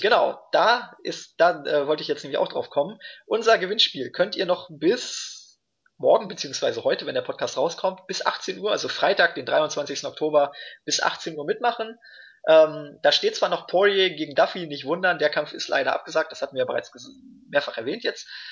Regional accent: Germany; bei uns in Deutschland

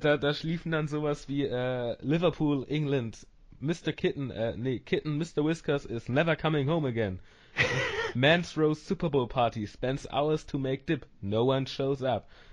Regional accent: Northern Germany, Germany; ich bin auch Norddeutscher

